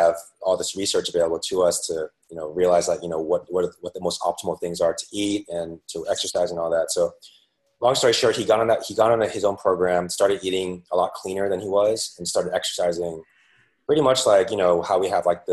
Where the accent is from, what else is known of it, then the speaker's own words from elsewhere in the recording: San Francisco, California, United States; moved away as an adult; now in New York City, United States; I'm originally from San Francisco, and eventually found my way out to, born and raised there